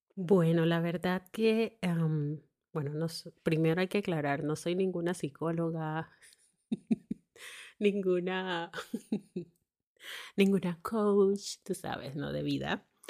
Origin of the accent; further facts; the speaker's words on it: Panama; moved away as an adult; also born or lived in northern Germany; now in Germany; soy de Panamá